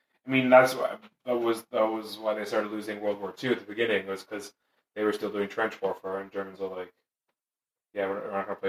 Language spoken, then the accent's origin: English; United Kingdom; as a British person